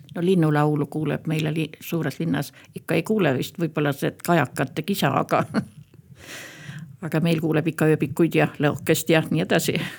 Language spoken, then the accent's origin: Estonian; Päinurme, Järva County, Estonia; also born or lived in Põltsamaa / Paide district; mina olen üldiselt pärit siit kõrvalt Päinurmest, olen Põltsamaal siin koolis käinud